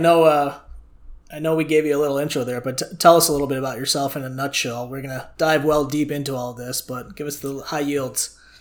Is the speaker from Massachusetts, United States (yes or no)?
no; Chicago, Illinois, United States; I'm from Chicago myself too.